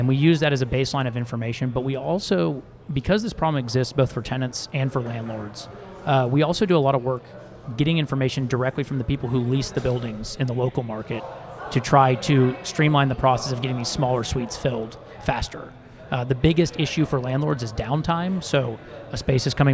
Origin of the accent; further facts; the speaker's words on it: Dallas, Texas, United States; moved away as an adult; also born or lived in Chicago / Nashville, Tennessee / Newport Beach, California; I am actually from Dallas. I grew up here